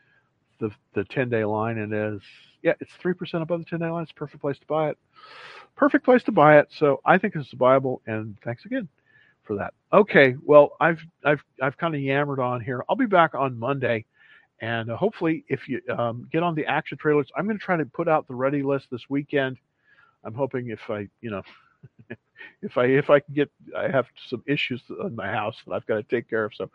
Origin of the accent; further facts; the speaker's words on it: California, United States; now in Dallas, United States; I grew up in California